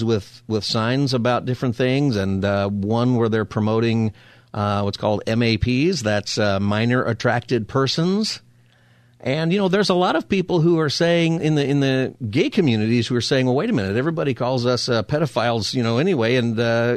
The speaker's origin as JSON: {"language": "English", "town": "Palmdale", "region": "California", "country": "United States", "tie": "born or raised there", "also_born_or_lived": "Upland, California", "said": "I grew up in Palmdale"}